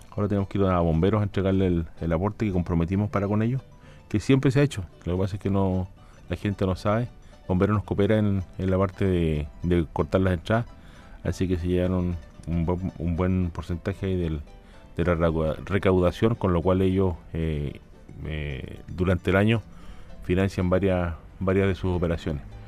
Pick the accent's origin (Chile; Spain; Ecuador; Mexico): Chile; como chileno, como chileno nosotros